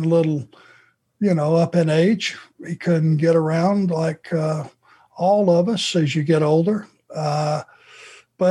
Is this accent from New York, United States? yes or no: no; Georgia, United States; growing up in Georgia